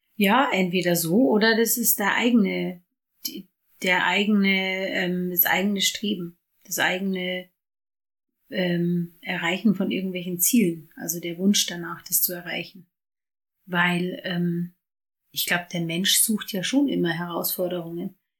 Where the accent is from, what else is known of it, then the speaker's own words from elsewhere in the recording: Ingolstadt, Bavaria, Germany; weil ich nach Hause gehen wollte. Von Düsseldorf nach, oder Düsseldorf oder so, nach äh, Bayern, nach Ingolstadt